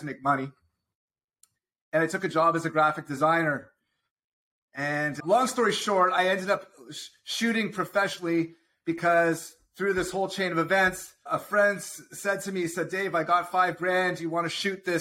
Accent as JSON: {"language": "English", "town": "Toronto", "region": "Ontario", "country": "Canada", "moved": "as an adult", "lives_now": "Southern California, United States", "said": "I'm originally from Toronto, Ontario, Canada. We moved here about 4 years ago"}